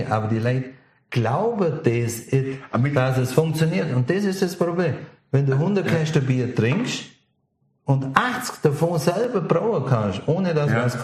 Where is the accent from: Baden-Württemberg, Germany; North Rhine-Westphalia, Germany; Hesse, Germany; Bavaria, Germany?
Bavaria, Germany; die auf dem Land sind, im Allgäu, wir sind sowieso geizig